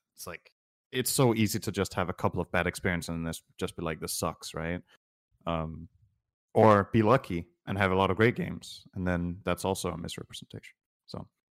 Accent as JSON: {"language": "English", "country": "Denmark", "said": "I'm from Denmark."}